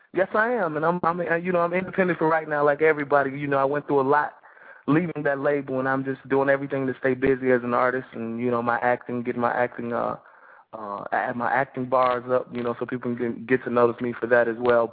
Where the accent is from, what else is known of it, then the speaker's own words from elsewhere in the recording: Chicago, Illinois, United States; moved away as an adult; now in Atlanta, United States; I'm from Chicago. I live in the ATL